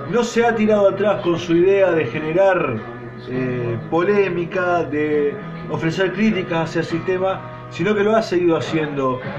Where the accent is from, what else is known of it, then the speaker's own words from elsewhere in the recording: Argentina; Sé que no todos son yanqui, pero bueno, es como que a nosotros nos digan que todos somos porteños.